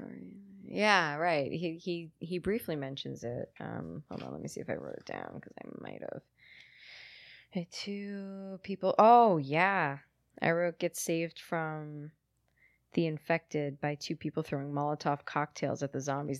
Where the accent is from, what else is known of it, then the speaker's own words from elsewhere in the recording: United States; I'm American